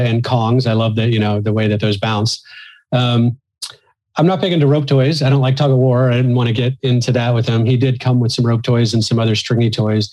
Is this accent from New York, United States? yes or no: no; Missouri, United States; moved away; And I'm originally from the Midwest United States, from Missouri.